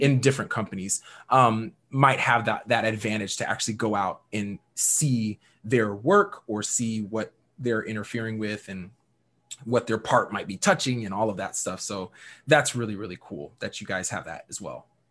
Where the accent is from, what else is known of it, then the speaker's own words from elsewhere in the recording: Missouri, United States; also born or lived in Washington State; I moved from Washington State to Missouri